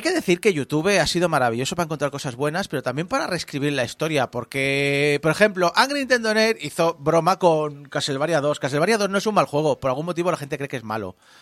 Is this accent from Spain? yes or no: yes; Spain; accent: Spanish; como españoles, hablamos inglés con acento español